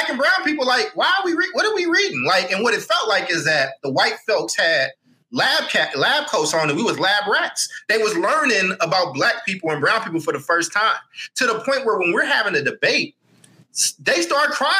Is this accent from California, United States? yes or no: yes; Oakland, California, United States; also born or lived in Chicago; I'm from Oakland